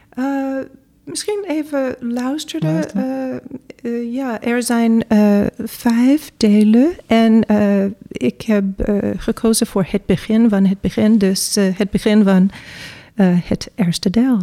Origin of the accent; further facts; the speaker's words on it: New York, United States; Dutch is a second language; moved away as an adult; now in Netherlands; ja, ik ben in Amerika geboren. Uh, ik kom uit New York. en ik studeerde ook in Amerika